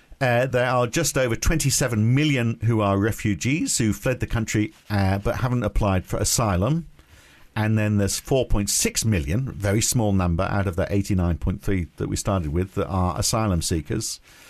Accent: United Kingdom; I'm British, but proud to be European

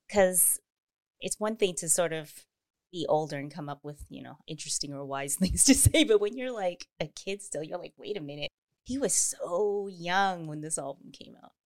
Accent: Canada; I'm Canadian

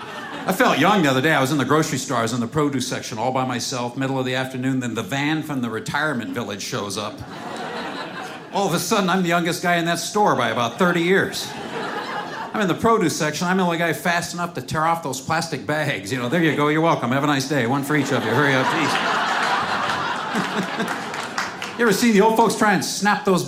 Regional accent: Seattle, Washington, United States; I'm from Seattle.

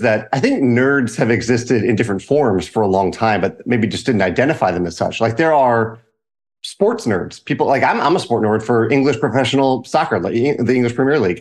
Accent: Richmond, Virginia, United States; moved away as an adult; now in St. Louis, United States; I grew up in Richmond, Virginia, right outside

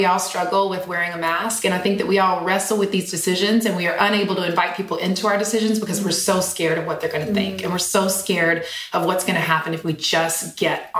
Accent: Eden, North Carolina, United States; I grew up in a tiny little small town in Eden, North Carolina. So literally like 14,000 people in my hometown

